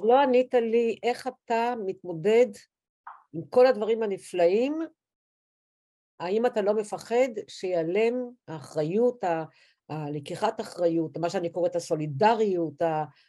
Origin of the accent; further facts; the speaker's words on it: Tel Aviv, Tel Aviv District, Israel; אני וצילי, בלי עין הרע, גדלנו בכיכר דיזנגוף